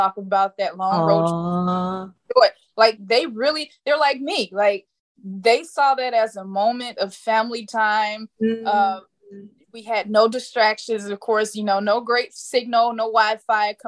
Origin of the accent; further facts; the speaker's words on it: Indiana, United States; moved away as an adult; now in Arizona, United States; I live in Arizona. I moved out here 2.5 years ago from the Midwest. I'm from Indiana